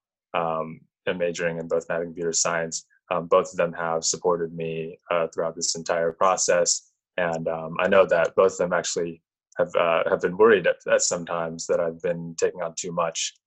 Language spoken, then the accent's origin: English; Zionsville, Indiana, United States; I actually grew up in Zionsville, Indiana